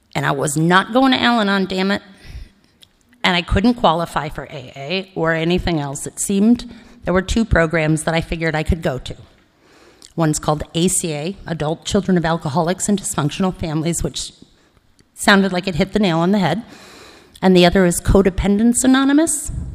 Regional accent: Cleveland, Ohio, United States; also born or lived in Ithaca, New York; now in Los Angeles, United States; So I grew up in Cleveland, Ohio, or spent my formative years in Ohio

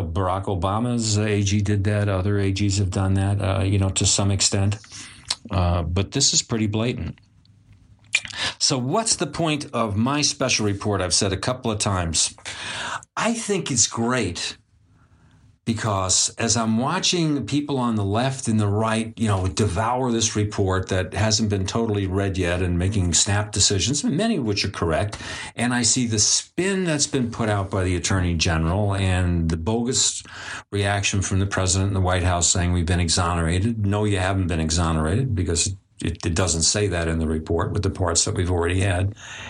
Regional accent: New York City, New York, United States; I'm well familiar with Donald Trump because I come from New York and I come from New York City and we're all familiar with Donald Trump.

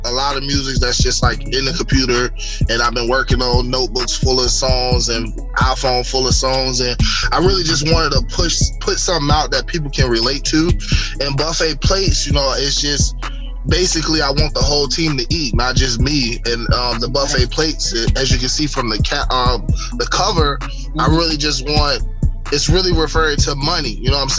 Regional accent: St. Petersburg, Florida, United States; also born or lived in Chicago, Illinois; I was born in Chicago, Illinois, but raised in St. Pete, Florida

